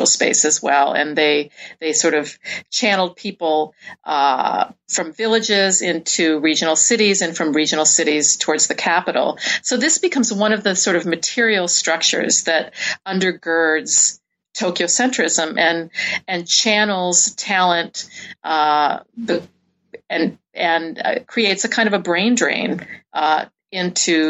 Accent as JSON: {"language": "English", "region": "Midwest", "country": "United States", "tie": "born or raised there", "also_born_or_lived": "New York", "moved": "yes", "said": "growing up in the Midwest and then moving to New York and living in New York for many years"}